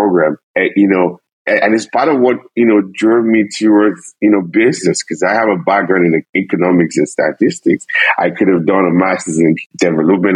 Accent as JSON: {"language": "English", "country": "Nigeria", "moved": "as an adult", "lives_now": "Canada", "said": "I'm originally from Nigeria"}